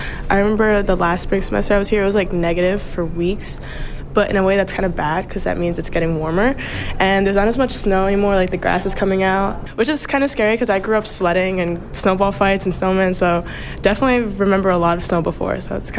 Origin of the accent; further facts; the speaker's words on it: Long Island, New York, United States; moved away as an adult; now in Potsdam, United States; I currently go to school in Clarkson University, but I'm from Long Island, New York, so it's a little down south, about like 7 hours.